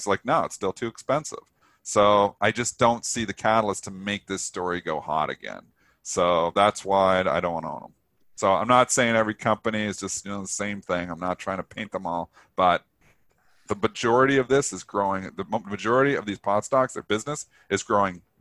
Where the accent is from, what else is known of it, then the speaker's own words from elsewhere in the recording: Canada; I'm Canadian